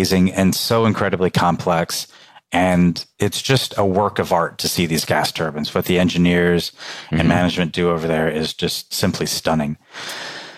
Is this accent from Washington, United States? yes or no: no; Normal, Illinois, United States; accent: English; moved away as an adult; also born or lived in England / Jordan / Indiana / Greenville, South Carolina; I grew up in Normal, Illinois